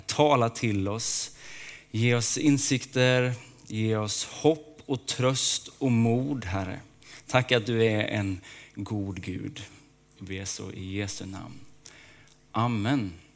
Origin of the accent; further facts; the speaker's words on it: Småland, Sweden; Jag är uppväxt i Småland.